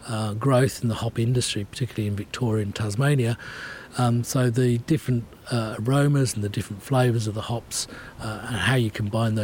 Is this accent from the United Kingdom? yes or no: yes; England, United Kingdom; Being English